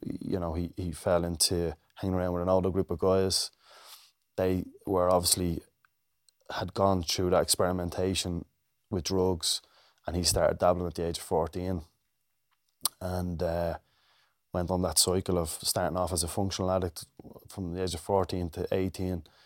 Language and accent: English; Dublin, Leinster, Ireland; growing up in Ballymun.